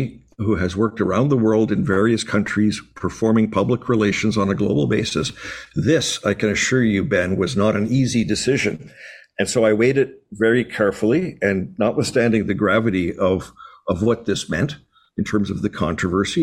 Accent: Canada; as a Canadian, as the senior Canadian at the bank

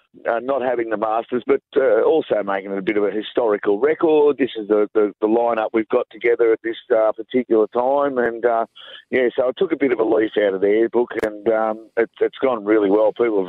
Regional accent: Newcastle, New South Wales, Australia; a bunch of blokes from Newey

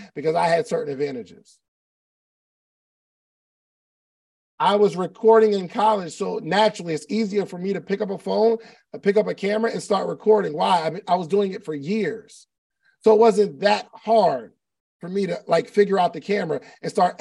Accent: New Jersey, United States; moved away as an adult; also born or lived in Alabama / Atlanta; I grew up in South Jersey which is right across the bridge from Philadelphia.

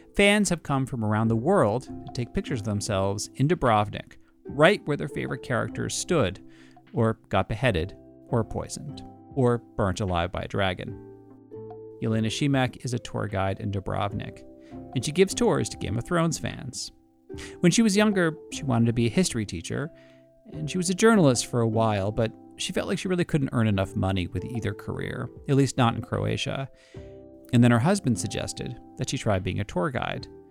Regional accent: New York City, New York, United States; as a New Yorker

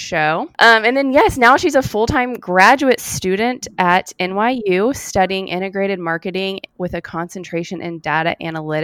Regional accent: Austin, Texas, United States; We're all from Austin

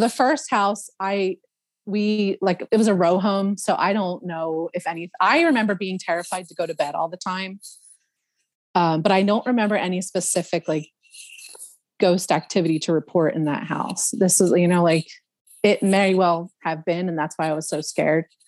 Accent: Philadelphia, Pennsylvania, United States; moved away; I grew up in Northeast Philadelphia

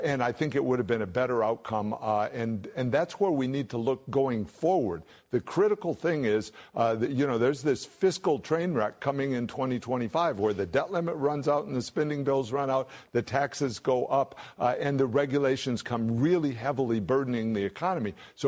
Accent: Michigan, United States; It's what, I'm from Michigan, so this is what you see going on.

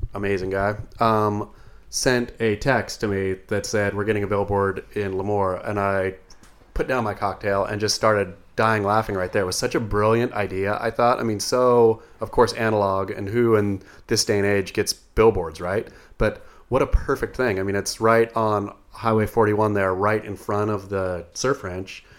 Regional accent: Coos Bay, Oregon, United States; moved away; when I was a kid growing up in Coos Bay

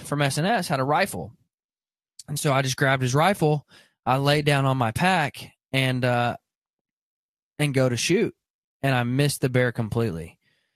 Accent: Arkansas, United States; I grew up in Arkansas, so I got a little bit of redneck hillbilly in me

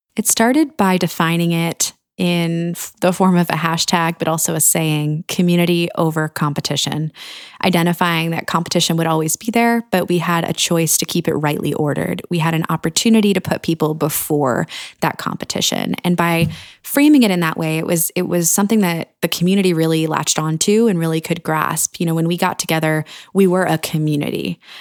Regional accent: Annapolis, Maryland, United States; my hometown of Annapolis

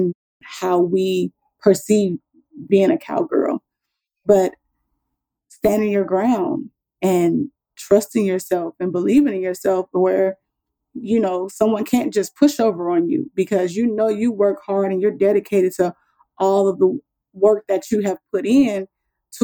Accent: Compton, California, United States; moved away as an adult; now in Texas, United States; I grew up in California

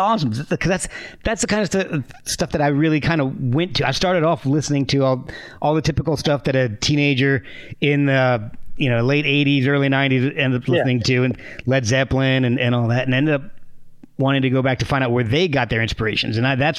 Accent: East Coast, United States; also born or lived in Texas / New Jersey / Virginia / Alabama; And I grew up and down the East Coast. I was born in Texas, lived in New Jersey, Virginia. And I'm in Virginia again right now, but moved to Alabama for a decade or so.

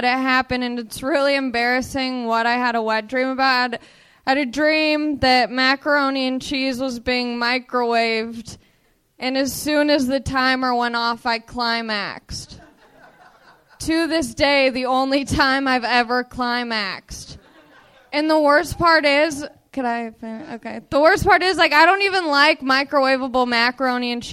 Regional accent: Long Beach, California, United States; I'm from Long Beach

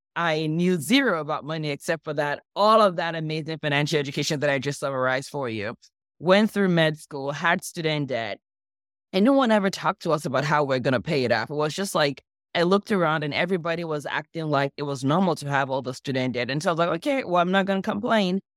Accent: Nigeria; also born or lived in Los Angeles, United States; now in United States; I grew up in Nigeria. I moved to the U S about twenty-something years ago.

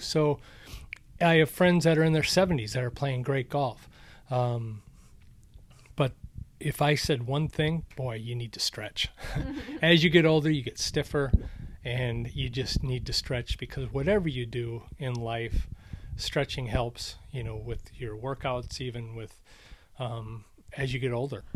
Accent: Minnesota, United States; moved away; also born or lived in Arizona; when I grew up in Minnesota

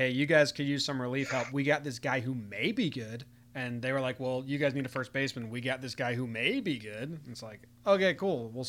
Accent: East Coast, United States; Well, we're both from the East Coast.

